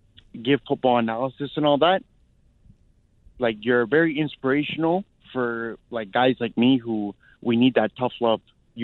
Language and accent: English; Toronto, Ontario, Canada; I'm from Toronto, and I've had a troubled life.